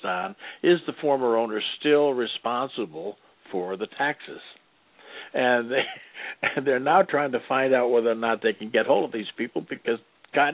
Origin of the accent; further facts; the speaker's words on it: Detroit, Michigan, United States; moved away; I'm from Detroit